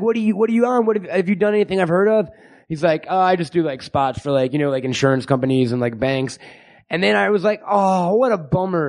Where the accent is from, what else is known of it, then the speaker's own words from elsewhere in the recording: New York, United States; New York. I'm from New York.